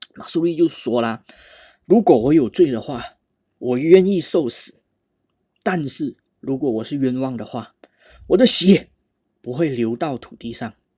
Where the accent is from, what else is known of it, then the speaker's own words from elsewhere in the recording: Malaysia; 我们马来西亚人